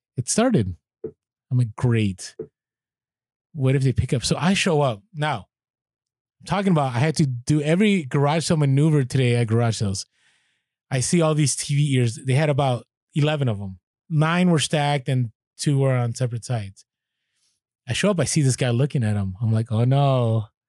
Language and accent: English; San Francisco, California, United States; now in San Diego, United States; San Francisco, half of it where I grew up on the Mission District